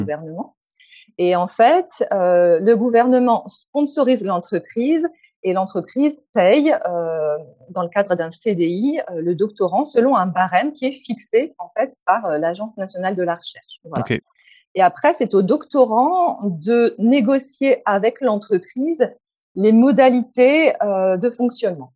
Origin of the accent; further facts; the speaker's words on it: France; moved away as an adult; also born or lived in Hungary; je suis française ou je suis hongroise